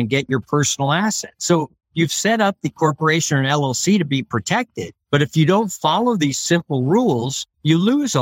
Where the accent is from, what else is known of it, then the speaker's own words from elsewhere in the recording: San Francisco Bay Area, California, United States; moved away as an adult; also born or lived in Washington, D.C.; now in Reno, United States; I grew up in the San Francisco Bay Area and went to Berkeley